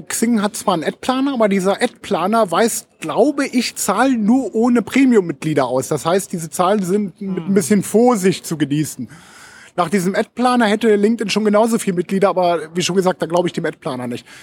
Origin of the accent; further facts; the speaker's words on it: Hameln, Lower Saxony, Germany; ich komme ursprünglich aus Hameln, wohne auch noch mit Frau und Tö äh, Töchtern